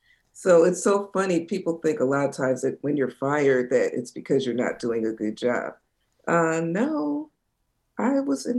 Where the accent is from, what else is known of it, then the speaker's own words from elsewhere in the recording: New Jersey shore, United States; I grew up in New Jersey on the shore